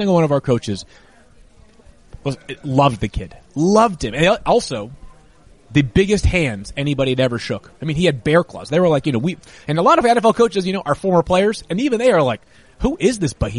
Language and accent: English; Massachusetts, United States; I grew up in Massachusetts